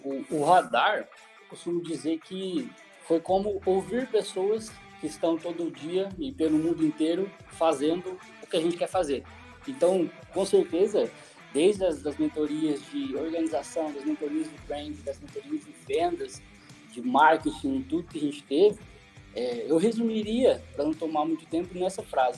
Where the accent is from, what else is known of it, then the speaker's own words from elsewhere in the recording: Cascavel, Paraná, Brazil; also born or lived in Assis Chateaubriand (uncertain ASR); sou de Cascavel